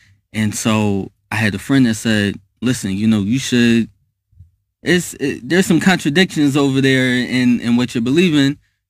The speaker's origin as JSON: {"language": "English", "town": "Philadelphia", "region": "Pennsylvania", "country": "United States"}